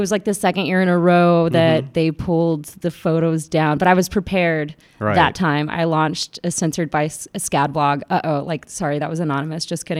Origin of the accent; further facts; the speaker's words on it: Atlanta, Georgia, United States; born there; Yeah, I was born in Atlanta, but my entire family, for the most part, is from.